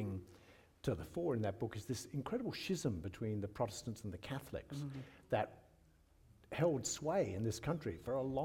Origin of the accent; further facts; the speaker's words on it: Scotland, United Kingdom; now in Australia; I grew up in Scotland